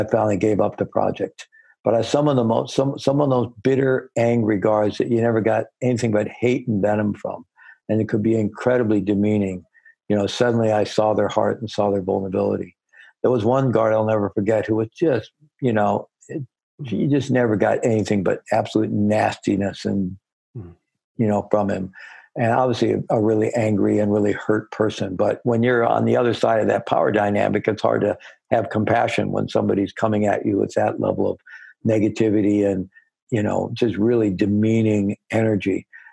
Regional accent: Missouri, United States; I was born in Missouri, the Show Me State.

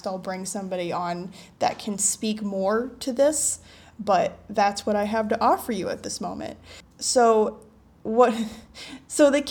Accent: United States; now in Asia; I come from a Western society. I am American

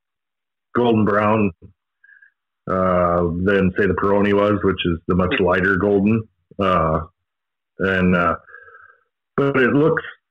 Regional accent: Midwest, United States; growing up in the Midwest and wheat fields

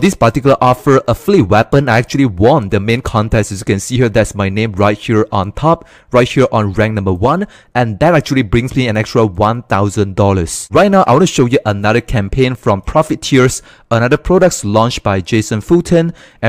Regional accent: Malaysia; English is a second language; Yeah, I'm from Malaysia.

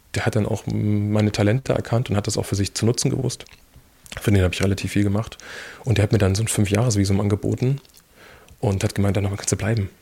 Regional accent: Erfurt, Thuringia, Germany; also born or lived in Weimar / Australia; ich bin ja Erfurter.

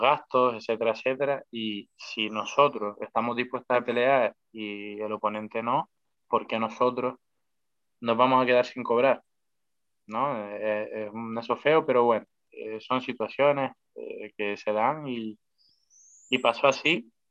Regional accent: Spain; somos españoles

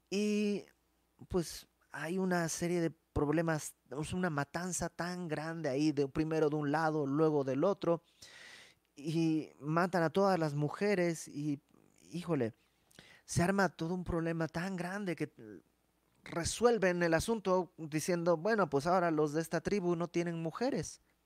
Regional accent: Mexico; moved away; dijéramos en México

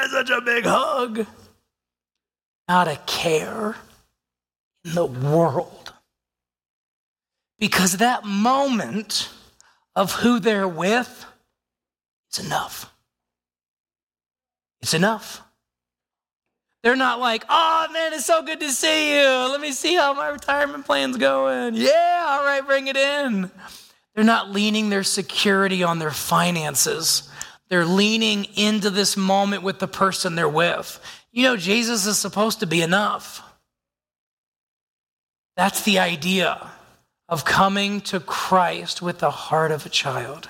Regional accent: United States; I am physically here as an American

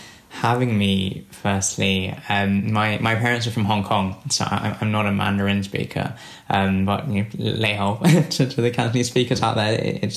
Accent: London, United Kingdom; I've just moved house. In fact, I was just saying earlier, from East to West London, and I, as someone who was brought up in London

